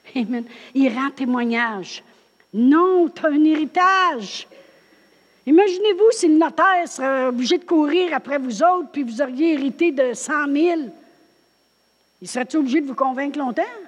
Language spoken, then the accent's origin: French; Drummondville, Quebec, Canada; moved away as an adult; also born or lived in New Brunswick; moi je viens de Drummondville